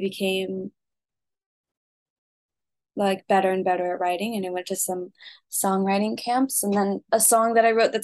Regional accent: Willard, Missouri, United States; also born or lived in Springfield, Missouri; I grew up in Springfield, Missouri. It's a small town in southwest Missouri. I actually grew up in Willard, which is even smaller than that.

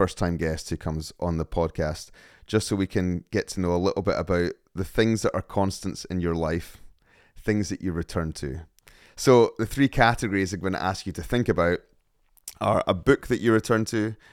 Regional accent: Scotland, United Kingdom; As a Scotsman

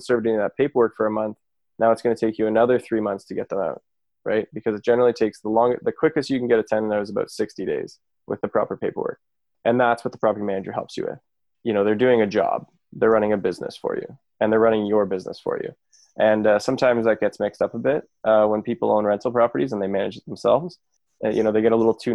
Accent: Kitchener, Ontario, Canada; I'm from Kitchener-Waterloo originally.

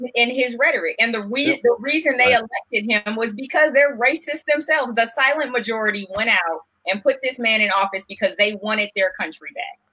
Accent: Los Angeles, California, United States; growing up in South Central

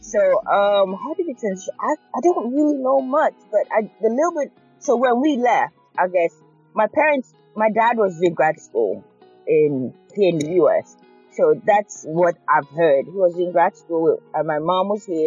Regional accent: Cross River, Nigeria; moved away as an adult; also born or lived in Chicago, United States / Florida, United States; now in Louisville, United States; I was in Nigeria almost 20 years. So we, I think growing up in Nigeria, we have, my family's also were pretty close

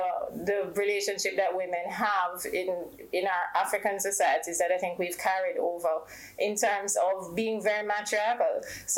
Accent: Jamaica; as a Jamaican woman

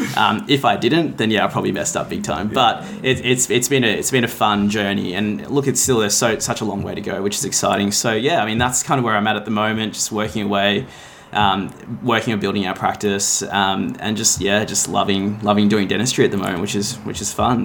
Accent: Melbourne, Victoria, Australia; also born or lived in Gold Coast, Queensland; I grew up in Melbourne, did all my education here.

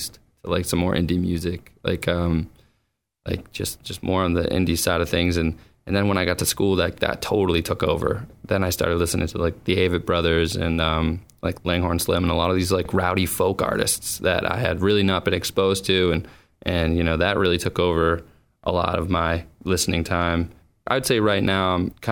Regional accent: Boston, Massachusetts, United States; I'm from Boston

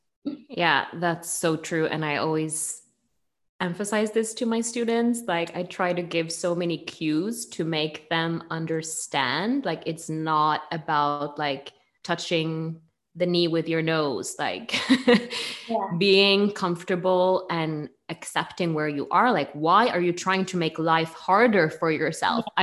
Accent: Norway; accent: Norwegian; English is a second language; now in Bergen, Norway

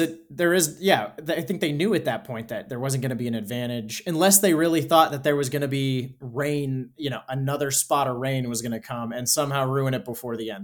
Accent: United States; as an American

